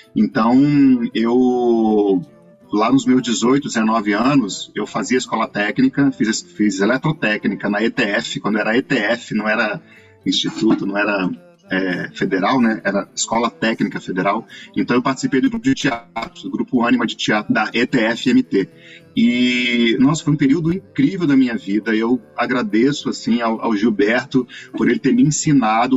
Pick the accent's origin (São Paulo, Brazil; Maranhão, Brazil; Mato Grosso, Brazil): Mato Grosso, Brazil; Cuiabá; moved away as an adult; now in Rio de Janeiro, Brazil; a minha cidade